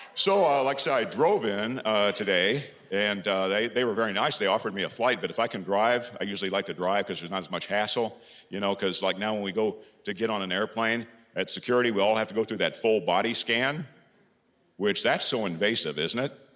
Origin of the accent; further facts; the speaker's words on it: Carmel, Indiana, United States; I've come all the way from my hometown of Carmel, Indiana